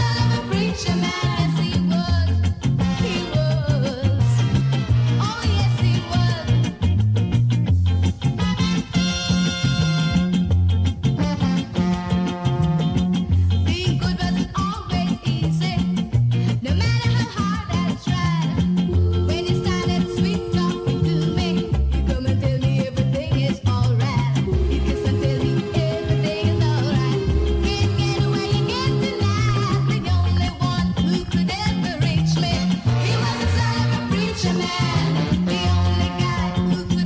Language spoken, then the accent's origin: English; United Kingdom; we're British